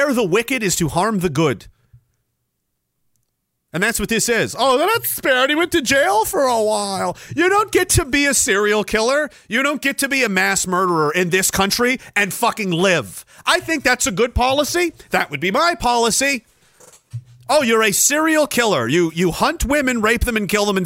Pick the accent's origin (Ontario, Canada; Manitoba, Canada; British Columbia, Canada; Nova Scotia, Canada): Nova Scotia, Canada; Pictou; My hometown, of Pictou, Nova Scotia